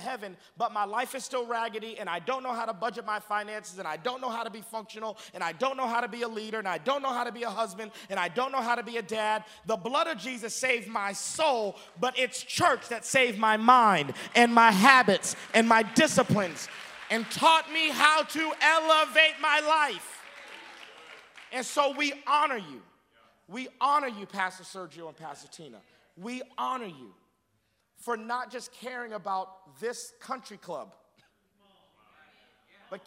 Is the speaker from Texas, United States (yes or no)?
yes; Texas, United States; I'm from Texas